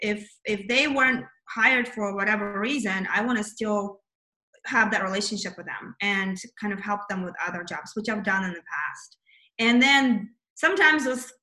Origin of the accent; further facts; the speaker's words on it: Kazakhstan; moved away; I was born in Kazakhstan, which is USSR, which, you know, that's kind of, I'm Russian though.